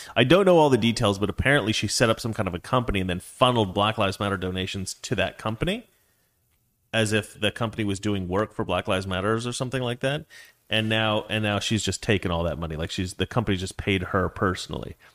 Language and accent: English; United States; as an American culture